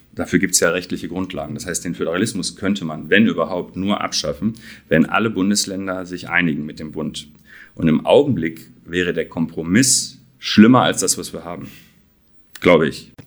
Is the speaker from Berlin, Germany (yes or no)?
no; Dortmund, North Rhine-Westphalia, Germany; da komme ich her aus Dortmund